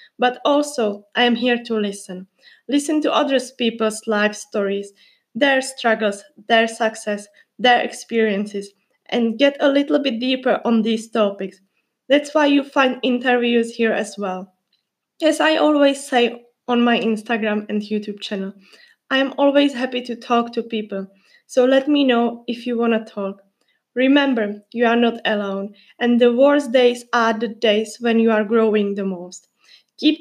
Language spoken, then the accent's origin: English; Czechia; English is a second language; moved away as an adult; now in United Kingdom; I am from the Czech Republic, or if you like, Czechia